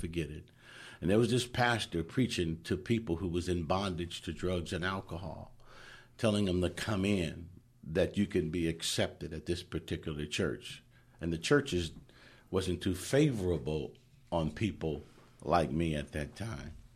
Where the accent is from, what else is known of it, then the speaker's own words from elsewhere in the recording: Oakland, California, United States; I grew up in Oakland